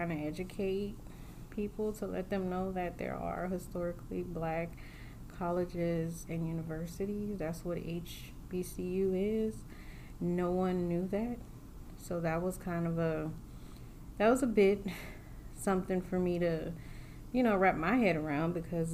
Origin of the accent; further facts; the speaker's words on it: California, United States; also born or lived in New Orleans, Louisiana; now in Midwest, United States; I grew up in California by way of New Orleans